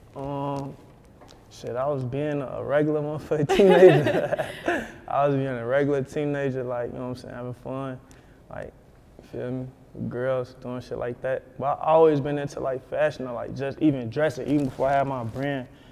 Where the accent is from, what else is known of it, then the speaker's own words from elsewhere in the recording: Chicago, Illinois, United States; growing up Chicago